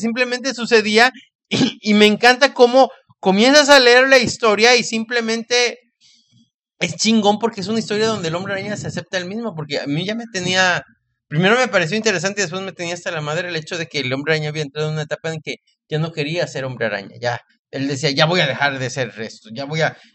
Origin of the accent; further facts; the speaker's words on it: Mexico; lo digo como mexicano